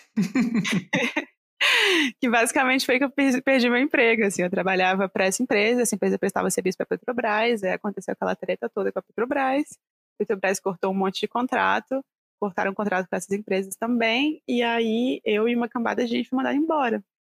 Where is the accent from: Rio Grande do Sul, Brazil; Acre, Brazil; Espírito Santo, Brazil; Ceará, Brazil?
Espírito Santo, Brazil; Vitória; moved away as an adult; na época eu ainda morava no Brasil, morava no Vitória, no Espírito Santo